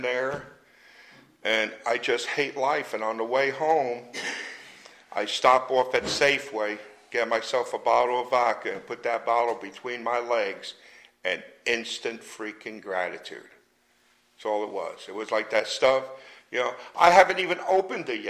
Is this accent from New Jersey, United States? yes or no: yes; Jersey City, New Jersey, United States; moved away; I grew up in Jersey City, New Jersey